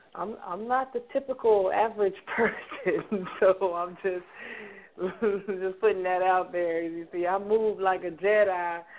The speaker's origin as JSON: {"language": "English", "town": "New York City", "region": "New York", "country": "United States", "moved": "yes", "lives_now": "Fairburn, United States", "said": "I'm from Brooklyn."}